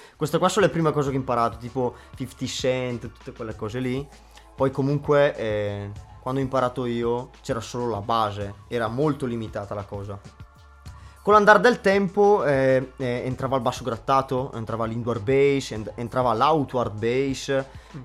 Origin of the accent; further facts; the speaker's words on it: Leno, Lombardy, Italy; vengo da Leno, in provincia di Brescia